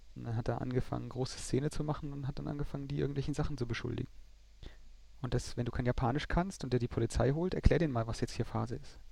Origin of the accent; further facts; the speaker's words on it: Germany; wir als Deutsche